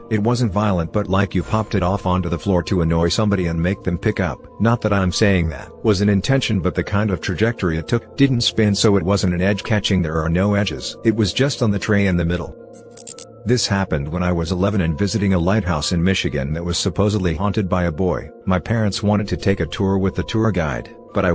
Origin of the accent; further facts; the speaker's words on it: Kyrgyzstan; English is a second language; I was 12 years old in my home country in Kyrgyzstan, and I was at my maternal grandma's house.